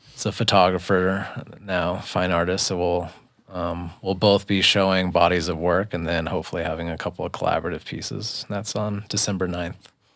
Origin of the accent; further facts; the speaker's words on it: Boulder, Colorado, United States; now in Lyons, United States; I'm born and raised in Boulder